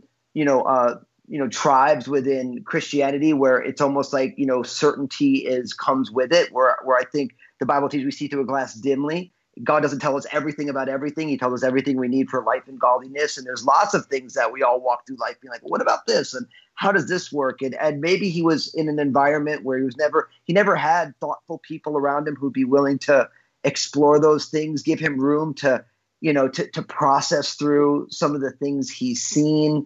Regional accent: New Jersey, United States; I was born and raised in New Jersey

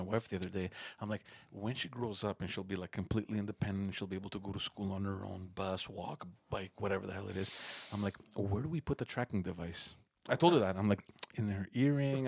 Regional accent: Montreal, Quebec, Canada; we're all born and raised in Park X.

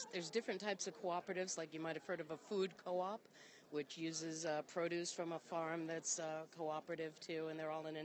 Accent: Boston, Massachusetts, United States; I'm from Boston

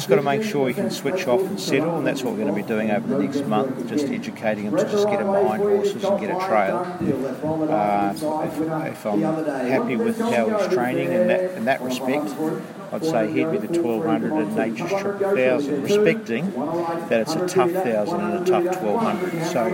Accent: New Zealand; now in Australia; for my sake New Zealand, being a New Zealander

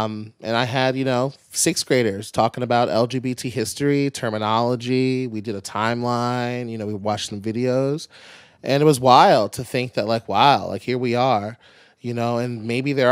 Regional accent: Pikesville, Maryland, United States; I'm from Pikesville

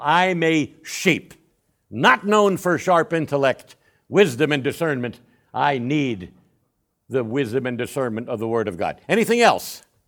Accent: Northeast, United States; also born or lived in Uvalde, Texas; now in San Antonio, United States; I grew up in the Northeast, which, uh, was, was a completely different, uh, way of life.

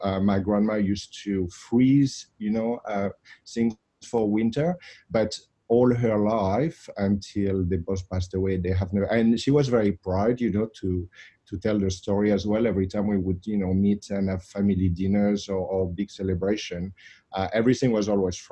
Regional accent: Saint-Émilion, Nouvelle-Aquitaine, France; moved away; I grew up in the south of France, in Bordeaux. And in a little part of Bordeaux called Saint-Emilion.

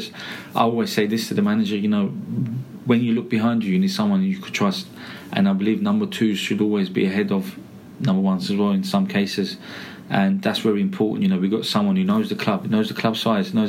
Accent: London, United Kingdom; accent: Cockney; also born or lived in Essex; I'm actually East Londoner, so Essex Turkish Cockney man.

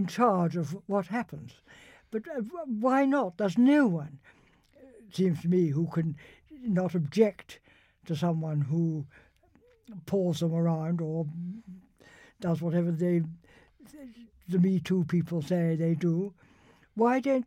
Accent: Winchester, South East England, United Kingdom; I was brought up in Winchester

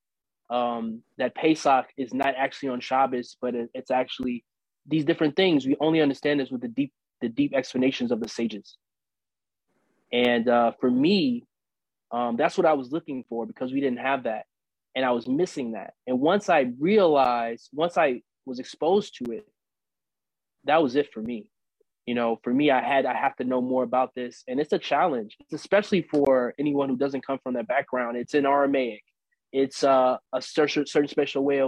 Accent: St. Louis, Missouri, United States; moved away; I didn't grow up in Israel. I grew up in St. Louis

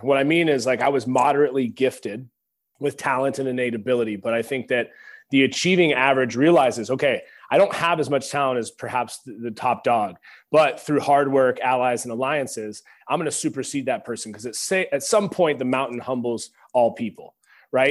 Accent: Pacific Northwest, United States; moved away as an adult; now in Texas, United States; growing up in the Pacific Northwest

